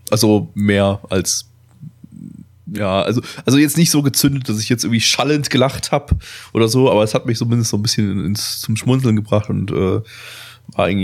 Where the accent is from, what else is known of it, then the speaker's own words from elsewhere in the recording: Germany; Das sind so die einzigen Ausländer-Klischees, die man als Deutscher noch witzig finden darf.